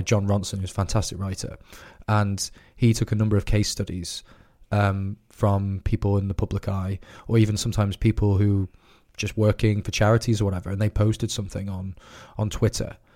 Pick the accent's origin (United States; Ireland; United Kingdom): United Kingdom; as a British person living in the Britain that we have today